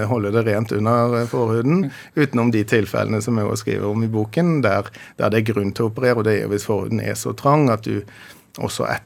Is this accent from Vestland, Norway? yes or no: yes; Bergen, Vestland, Norway; Jeg er jo opprinnelig fra Bergen, da.